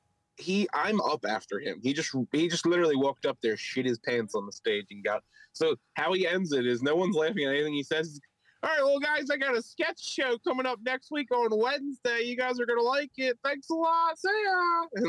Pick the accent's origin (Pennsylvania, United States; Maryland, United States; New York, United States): Pennsylvania, United States; Philadelphia; accent: Philly; my Philly accent